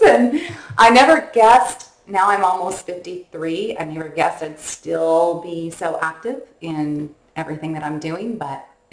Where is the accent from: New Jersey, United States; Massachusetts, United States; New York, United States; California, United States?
California, United States; Northern; born or raised there